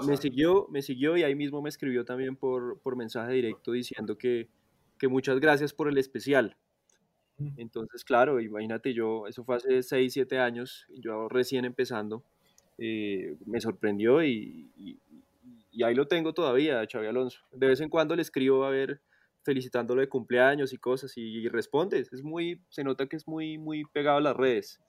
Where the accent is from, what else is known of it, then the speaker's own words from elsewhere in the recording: Colombia; accent: Colombian; also born or lived in Italy; claro que nosotros no tenemos, no tenemos acento